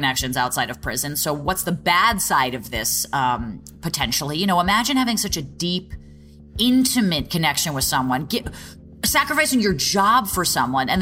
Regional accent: New York City, New York, United States; As New Yorkers

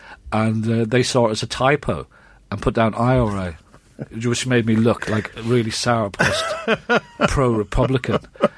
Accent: Ireland; now in England

